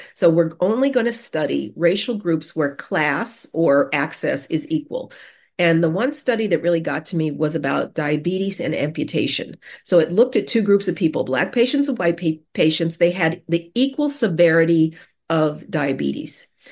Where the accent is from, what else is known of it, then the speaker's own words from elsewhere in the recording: Denver, Colorado, United States; I grew up in Denver, the Mile High City